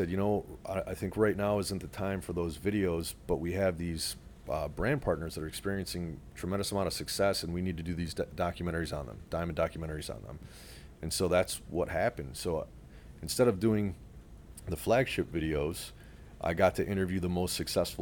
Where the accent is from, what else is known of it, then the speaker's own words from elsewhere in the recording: Detroit, Michigan, United States; now in South Florida, United States; I'm heading back to my hometown of Metro Detroit